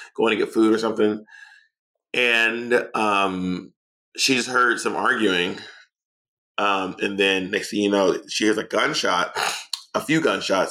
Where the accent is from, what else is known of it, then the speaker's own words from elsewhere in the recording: Atlanta, Georgia, United States; also born or lived in New York City; now in Los Angeles, United States; I'm from Atlanta. I lived in New York City for 12 years. I live in Los Angeles.